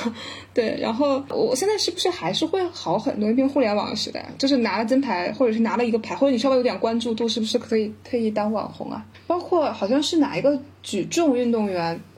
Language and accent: Chinese; Tianjin, China; 我是天津人，然后我们就是天津的女排